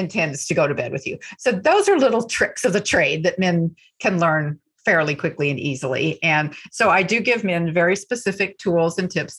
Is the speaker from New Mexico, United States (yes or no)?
no; small towns in Texas, United States; now in New York, United States; I am from small towns in Texas